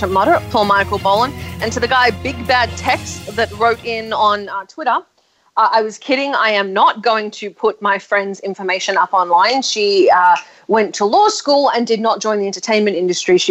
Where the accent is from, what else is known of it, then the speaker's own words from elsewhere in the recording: Australia; I'm Australian